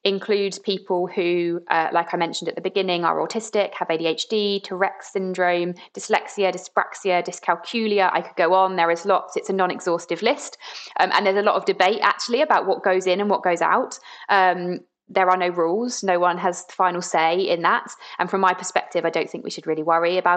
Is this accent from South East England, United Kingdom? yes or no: yes; Brighton, South East England, United Kingdom; I grew up in Brighton, and it's a pretty inclusive place to be